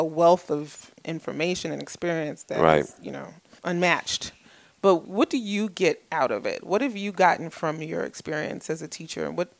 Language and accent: English; New York City, New York, United States; also born or lived in Washington, D.C.; I was born in Brooklyn, yes.